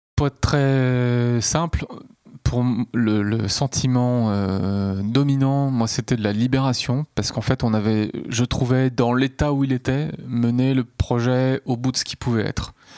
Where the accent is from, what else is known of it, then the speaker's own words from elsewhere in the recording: Nantes, Pays de la Loire, France; also born or lived in Rennes / Paris; je suis né à Nantes et j'y ai vécu un certain temps